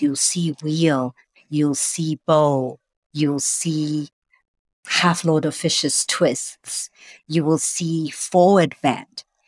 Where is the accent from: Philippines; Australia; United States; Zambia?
Zambia; Lusaka, Lusaka Province; moved away; I was born in Lusaka, Zambia